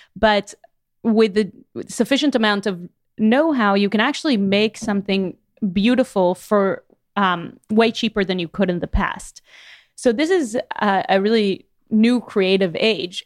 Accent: Miami, Florida, United States; moved away as an adult; now in Chattanooga, United States; I'm from Miami

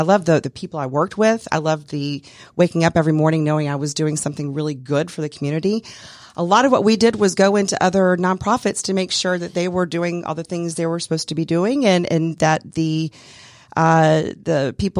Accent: Greer, South Carolina, United States; moved away as an adult; now in Atlanta, United States; My dad was in the military, so we traveled all around when I was growing up. We grew up primarily in Greer, South Carolina. I moved to Atlanta in 1999 to get married

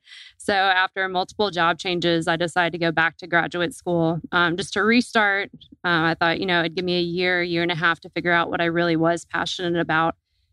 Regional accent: Indiana, United States; moved away as an adult; now in Georgia, United States; So I'm originally from Indiana and grew up swimming

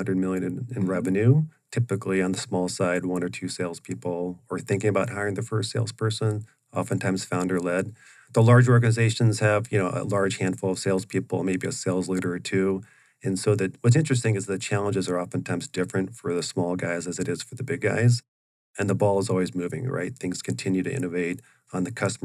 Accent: Oregon, United States; moved away as an adult; now in Arizona, United States; I grew up in Oregon, from age 6 or 7 on up until my graduated from university and grad school

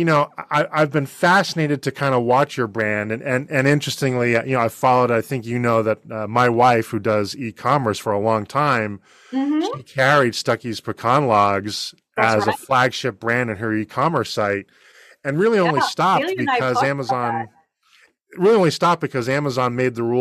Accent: Boston, Massachusetts, United States; now in Georgia, United States; I grew up in Boston, so I've been a lifelong Red Sox fan.

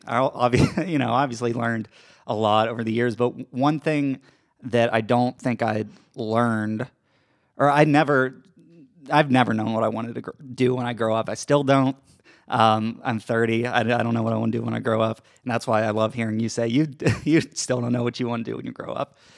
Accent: Georgia, United States; moved away as an adult; also born or lived in Brooklyn, New York City; I grew up in Georgia, spent my, all my life here

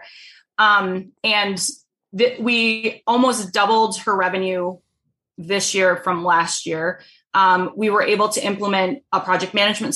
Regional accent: Rhode Island, United States; now in Minnesota, United States; I'm from Rhode Island

